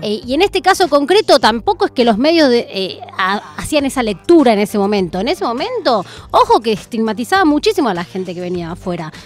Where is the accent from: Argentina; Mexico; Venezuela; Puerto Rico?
Argentina; lo que somos eh, la Argentina como pueblo, como sociedad